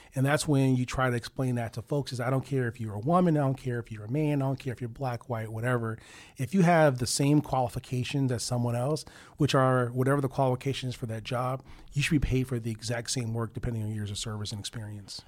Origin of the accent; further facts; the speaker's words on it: Chicago, Illinois, United States; now in Cleveland, United States; I'm from Chicago